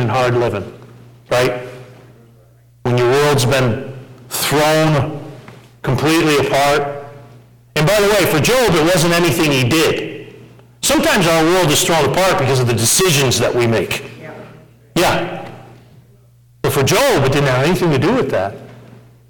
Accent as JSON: {"language": "English", "country": "United States", "said": "We're typical American Christians"}